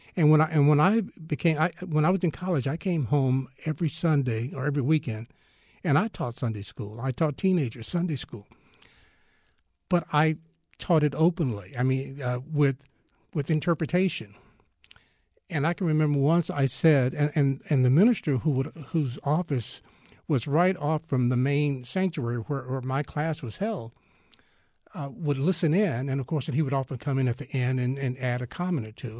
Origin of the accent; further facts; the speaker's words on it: Texas, United States; I am Texan all the way